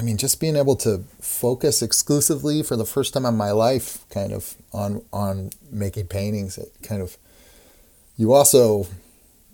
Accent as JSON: {"language": "English", "town": "Portland", "region": "Oregon", "country": "United States", "tie": "born or raised there", "also_born_or_lived": "Massachusetts", "moved": "as an adult", "lives_now": "Brooklyn, United States", "said": "very young, 3 years old, we moved to Portland, Oregon. And that's where I grew up."}